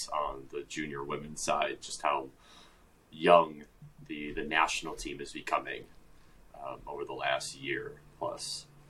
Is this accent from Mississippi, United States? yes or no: no; Brown Deer, Wisconsin, United States; born or raised there